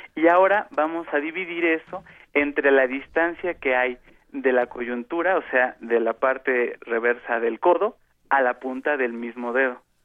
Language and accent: Spanish; Mexico